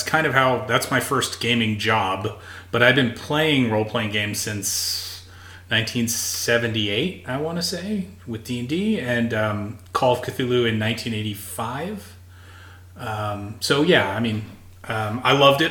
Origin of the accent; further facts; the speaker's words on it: New York City, New York, United States; I grew up in New York City